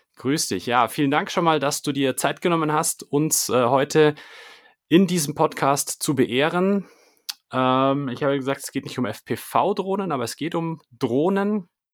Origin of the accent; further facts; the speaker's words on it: Munich, Bavaria, Germany; ich komme ja aus München